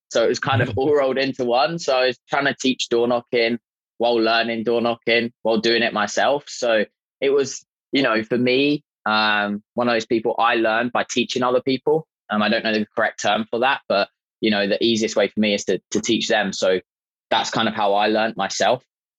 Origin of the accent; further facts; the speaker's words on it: England, United Kingdom; me being British, he was Irish. I just let him honestly abuse me for about 15 minutes about being English.